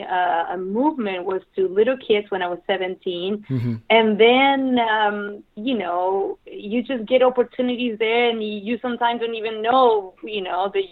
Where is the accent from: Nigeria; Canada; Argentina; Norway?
Argentina; Misiones; moved away as an adult; also born or lived in Rosario, Argentina / New York, United States; I was born in Rosario, but I actually grew up northern Argentina